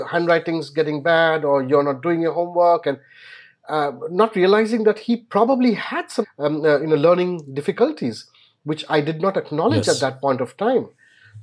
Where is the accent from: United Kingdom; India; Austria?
India; as an Indian parent